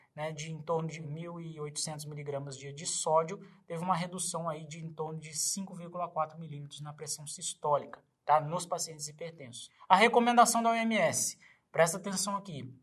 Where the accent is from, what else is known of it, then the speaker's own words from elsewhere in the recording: Minas Gerais, Brazil; Eu, como mineiro